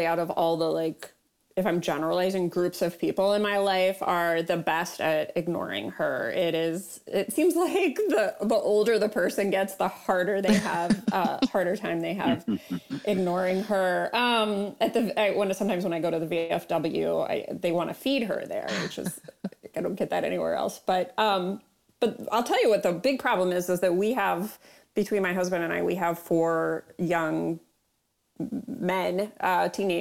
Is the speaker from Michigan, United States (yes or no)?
yes; Troy, Michigan, United States; moved away as an adult; now in Grand Rapids, United States; I actually went to high school in Troy